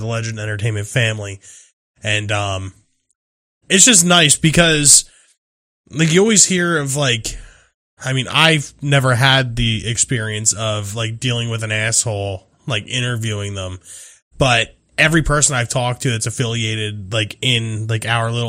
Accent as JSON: {"language": "English", "region": "New Jersey", "country": "United States", "tie": "born or raised there", "said": "we're based out of New Jersey"}